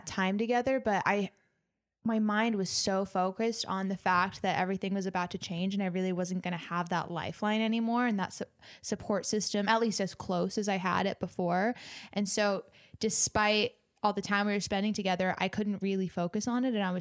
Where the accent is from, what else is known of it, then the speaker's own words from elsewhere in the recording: Northern California, United States; now in Los Angeles, United States; I grew up in Northern California. And so when I moved to Los Angeles